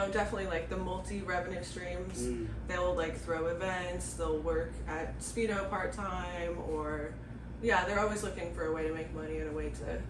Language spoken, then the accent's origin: English; Beaverton, Oregon, United States; I'm from Beaverton. Okay. Trying to think. I went to school at Southridge.